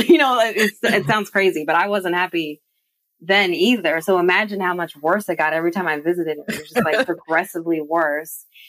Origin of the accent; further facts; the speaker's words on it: United States; moved away as an adult; also born or lived in England; now in Bristol, United Kingdom; I was born, you know, born and raised in the United States